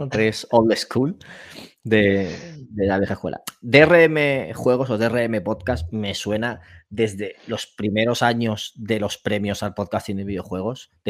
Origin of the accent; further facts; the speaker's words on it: Elche, Valencian Community, Spain; now in Barcelona, Spain; Y el núcleo somos de Elche, aunque uno está viviendo en Barcelona.